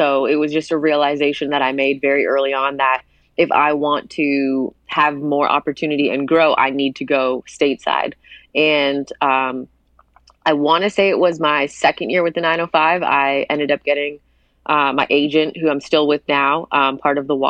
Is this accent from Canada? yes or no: yes; Hamilton, Ontario, Canada; born or raised there